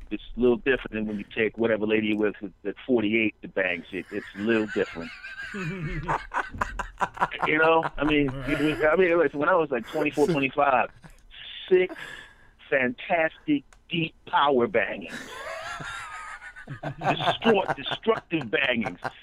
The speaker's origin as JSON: {"language": "English", "town": "Philadelphia", "region": "Pennsylvania", "country": "United States", "also_born_or_lived": "Los Angeles", "moved": "as an adult", "said": "I'm from Philadelphia originally."}